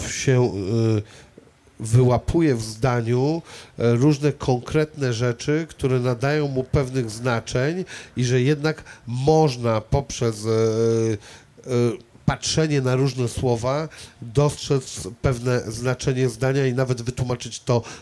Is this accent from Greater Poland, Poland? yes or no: no; Szczecin, West Pomeranian Voivodeship, Poland; A potem e, mieszkałem na Żelechowie długo, a potem mieszkałem na Niebuszewie, a w ogóle uważam, że jestem z całego Szczecina.